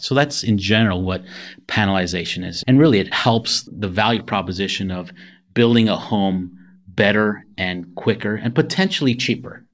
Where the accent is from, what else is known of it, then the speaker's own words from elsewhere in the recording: Canada; moved away as an adult; also born or lived in Toronto, Canada / Buffalo, New York; I'm originally from Canada.